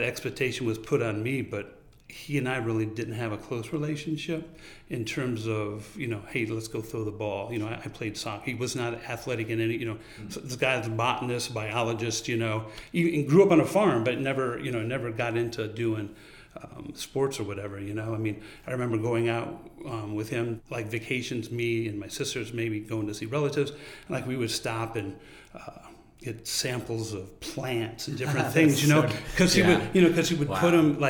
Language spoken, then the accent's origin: English; New York, United States; because I grew up on Long Island on the North Shore, you know, we would do a lot of like sailing and hanging out in the summertime and do activities as a group and stuff.